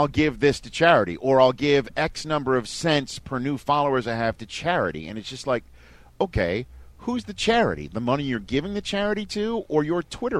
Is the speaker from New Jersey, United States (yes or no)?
no; New York City, New York, United States; I'm from Staten Island.